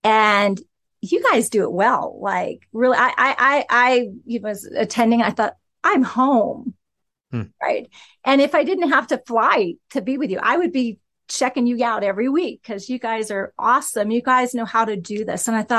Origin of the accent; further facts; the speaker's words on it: West Lafayette, Indiana, United States; Do you know, I'm an Indiana girl. I'm from West Lafayette.